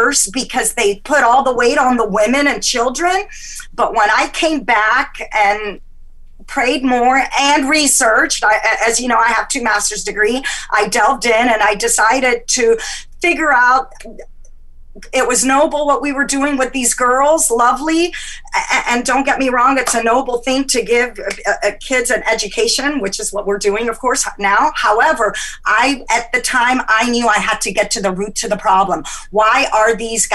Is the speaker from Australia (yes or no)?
no; Egypt; moved away; I'm from Egypt, and I have that Mediterranean hot blood